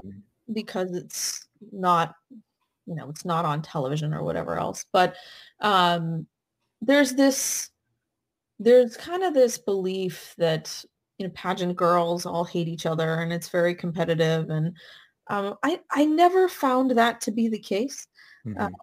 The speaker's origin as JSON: {"language": "English", "region": "California", "country": "United States", "tie": "born or raised there", "also_born_or_lived": "East Coast", "moved": "as an adult", "said": "I grew up in California, so West Coast, came out to school on the East Coast"}